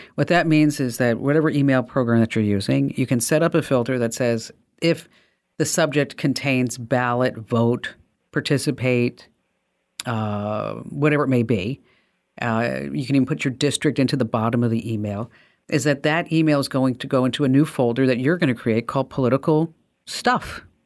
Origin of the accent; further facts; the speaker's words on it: New Jersey, United States; accent: New Jersey; my New Jersey accent